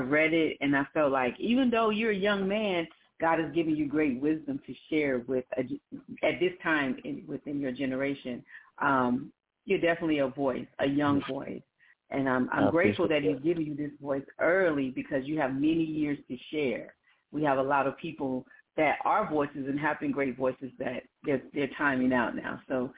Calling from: Glen Burnie, Maryland, United States; I am calling from Glen Burnie, Maryland.

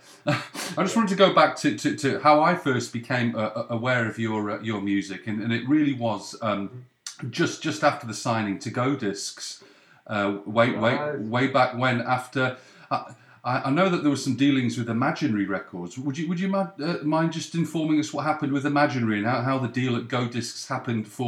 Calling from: Canada; I'm calling from Canada

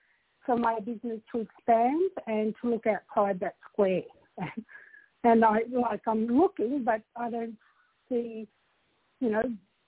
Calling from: Australia

